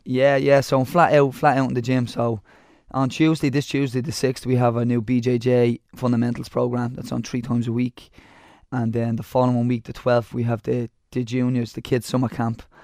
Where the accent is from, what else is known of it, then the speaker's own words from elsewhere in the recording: Dublin, Leinster, Ireland; I come from Ballymun